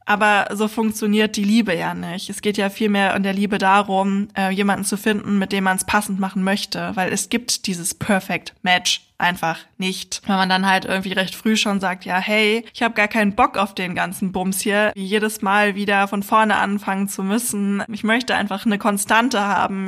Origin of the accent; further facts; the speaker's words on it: Germany; hier bei uns in Deutschland